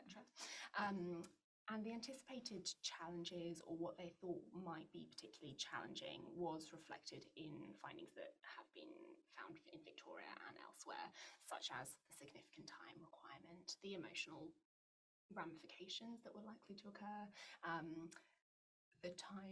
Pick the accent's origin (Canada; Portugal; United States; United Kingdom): United Kingdom; England; now in Australia; I'm English